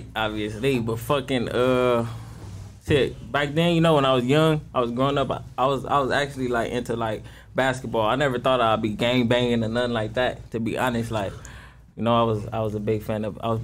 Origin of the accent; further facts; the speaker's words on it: Los Angeles, California, United States; I'm from Playboy, South Central